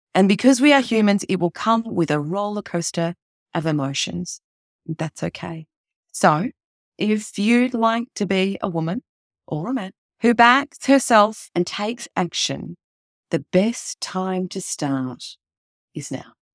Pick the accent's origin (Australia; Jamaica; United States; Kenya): Australia; Melbourne, Victoria; my hometown of Melbourne